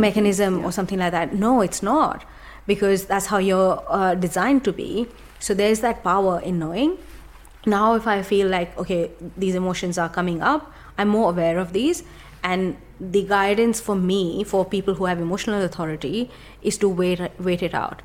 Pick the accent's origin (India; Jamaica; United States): India; moved away; grew up in India